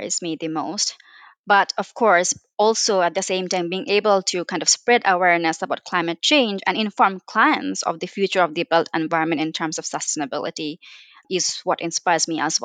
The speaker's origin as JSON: {"language": "English", "country": "Bangladesh", "moved": "as an adult", "lives_now": "United Kingdom", "said": "I come from Bangladesh where I did my undergrad"}